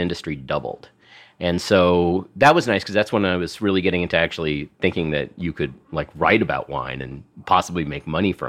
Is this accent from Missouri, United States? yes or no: no; New York City, New York, United States; also born or lived in Westchester / Seattle; I'm from here. I'm from New York City.